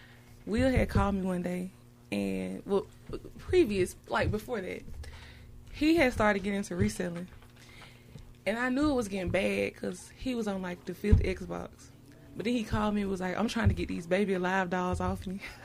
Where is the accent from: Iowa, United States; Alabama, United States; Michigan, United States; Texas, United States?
Alabama, United States; Birmingham; I am a Birmingham baby, Birmingham native, Miss 205, a real airport baby